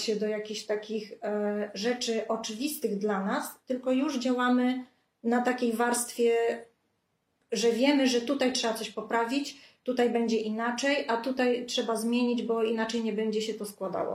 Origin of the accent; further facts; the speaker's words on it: Lubartów, Lublin Voivodeship, Poland; Pochodzę spod Lublina, z małej miejscowości Lubartu